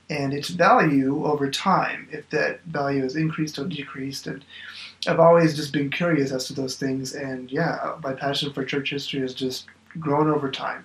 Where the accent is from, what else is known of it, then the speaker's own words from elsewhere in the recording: Oklahoma, United States; moved away; I am originally from Oklahoma